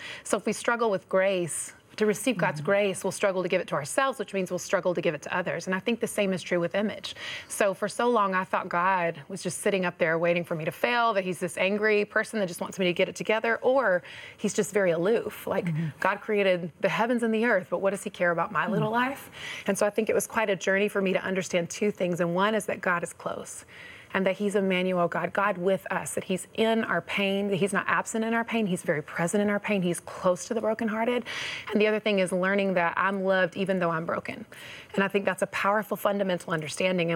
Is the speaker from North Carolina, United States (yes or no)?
yes; North Carolina, United States; I was raised in the South in North Carolina